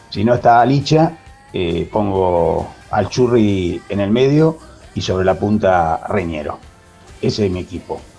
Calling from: Castelar, Buenos Aires Province, Argentina; Eh, buenas tardes, Ramiro. Buenas tardes, gente de Esperanza Racingista. … de Castelar.

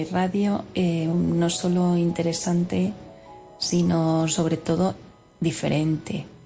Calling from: Ciudad Real, Castilla-La Mancha, Spain; de Ciudad Real, fiel seguidora de Vida Armónica.

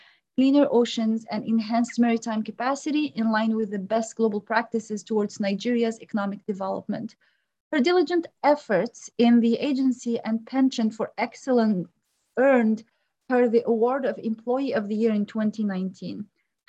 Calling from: Vancouver, British Columbia, Canada; I'm the co-host of African Jeopardy, and I'm recording from Vancouver in Canada.

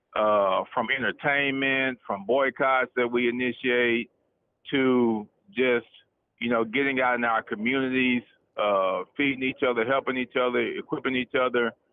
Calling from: Nacogdoches, Texas, United States; I'm calling from East Texas, Nacogdoches.

